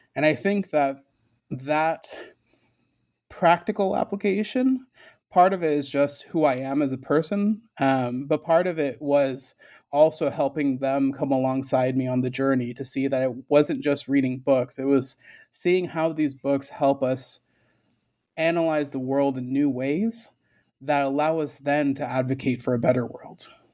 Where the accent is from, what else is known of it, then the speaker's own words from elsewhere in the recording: right outside of Hartford, Connecticut, United States; first language Spanish; English is a second language; I grew up in Connecticut, right outside of Hartford, in a small, little, affordable housing co-op